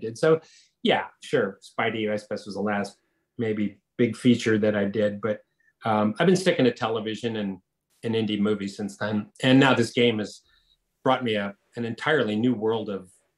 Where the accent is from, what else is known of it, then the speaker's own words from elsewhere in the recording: Detroit, Michigan, United States; moved away as an adult; also born or lived in Los Angeles, United States; It's my hometown. Yeah. Detroit's my hometown.